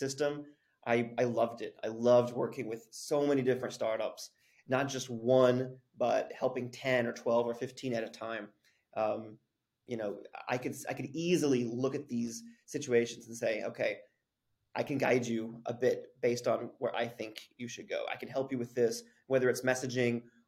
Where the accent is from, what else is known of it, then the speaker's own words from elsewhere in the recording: Abilene, Texas, United States; moved away as an adult; also born or lived in Lubbock, Texas; now in South Korea; I grew up in a small town, Abilene, Texas.